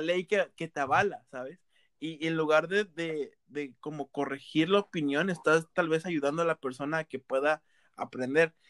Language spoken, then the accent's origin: Spanish; Veracruz, Mexico; yo soy de costa, o sea, yo soy costeño, soy de, Veracruz